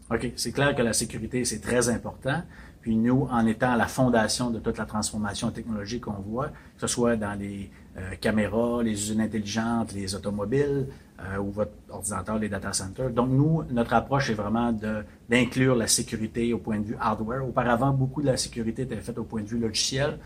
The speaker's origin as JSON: {"language": "French", "town": "Chicoutimi", "region": "Quebec", "country": "Canada", "moved": "yes", "lives_now": "Montreal, Canada", "said": "Je suis originaire du Saguenay, de Chicoutimi"}